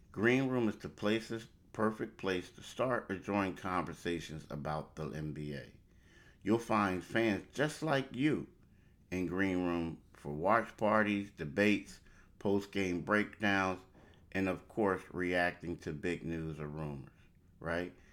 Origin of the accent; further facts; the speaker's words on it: Philadelphia, Pennsylvania, United States; also born or lived in Myrtle Beach; I'm a Philadelphian